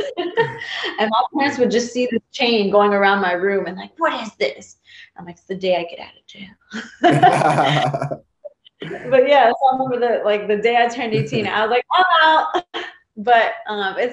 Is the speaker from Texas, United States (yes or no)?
yes; Texas, United States; also born or lived in New Jersey; I was born in New Jersey, raised in Texas.